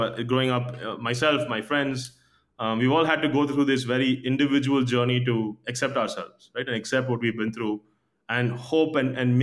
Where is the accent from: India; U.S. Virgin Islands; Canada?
India; growing up in India